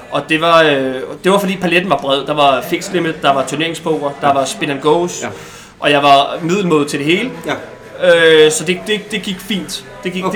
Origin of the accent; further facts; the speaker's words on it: Bornholm, Capital Region of Denmark, Denmark; jeg er, øh, øh, vel nok poker det til eneste Bornholmer